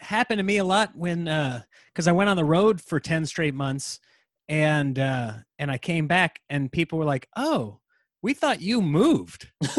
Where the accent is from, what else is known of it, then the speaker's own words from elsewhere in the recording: Nebraska, United States; in Nebraska, in the middle of nowhere, there's no comedy, so it wasn't like growing up in Seattle